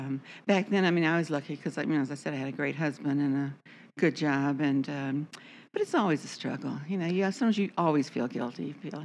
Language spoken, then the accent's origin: English; Texas, United States; So always hard to say where I'm from. I think of myself as being from Texas.